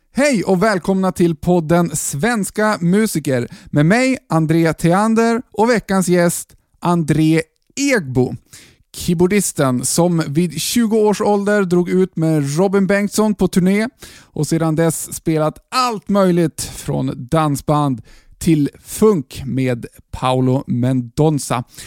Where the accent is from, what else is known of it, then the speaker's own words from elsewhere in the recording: Norrland, Sweden; now in Jönköping, Sweden; jag som norrlänning från början